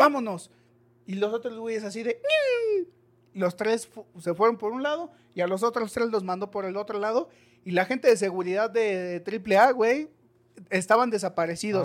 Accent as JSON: {"language": "Spanish", "country": "Mexico", "said": "como buenos mexicanos"}